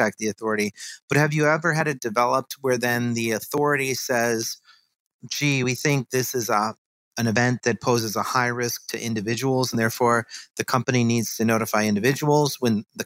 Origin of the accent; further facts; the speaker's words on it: Chicago, Illinois, United States; I'm from Chicago